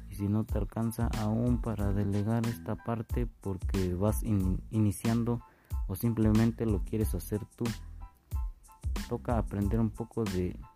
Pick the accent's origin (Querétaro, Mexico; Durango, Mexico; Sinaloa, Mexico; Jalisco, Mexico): Querétaro, Mexico; Tolimán; vengo de Tolimán, Querétaro, soy de una comunidad del Cerrito Parado